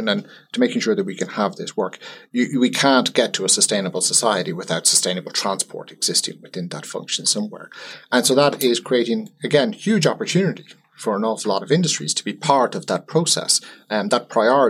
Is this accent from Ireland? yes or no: yes; Ireland; as an Irish person